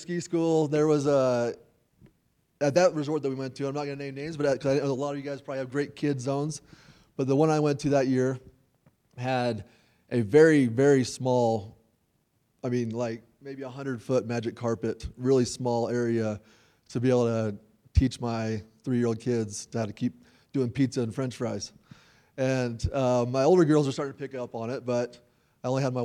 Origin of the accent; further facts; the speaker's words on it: Nashville, Tennessee, United States; also born or lived in Logan, Utah; I was raised in Nashville. I'm from Tennessee